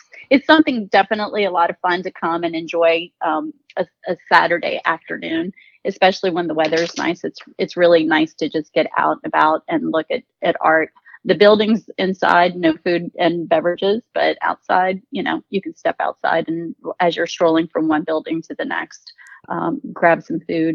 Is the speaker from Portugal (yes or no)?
yes; Portugal; moved away; I was born in Portugal and I was raised by my grandmother